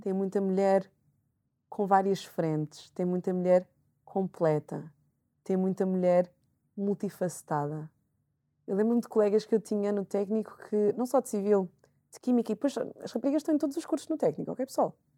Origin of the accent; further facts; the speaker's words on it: Portugal; also born or lived in Angola (ancestry); eu estudei sempre em Portugal